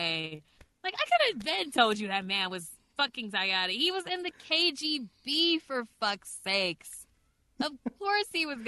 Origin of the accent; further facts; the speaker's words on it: United States; me as an American, a regular American